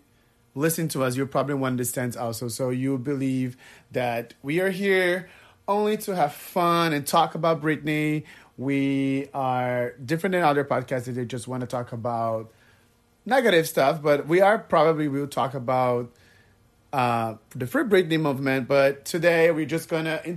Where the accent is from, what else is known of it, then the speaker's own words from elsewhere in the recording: Brazil; English is a second language; moved away as an adult; now in Miami Beach, United States; I am originally from Brazil, if you guys were wondering where my accent is from. I live in Miami Beach, Florida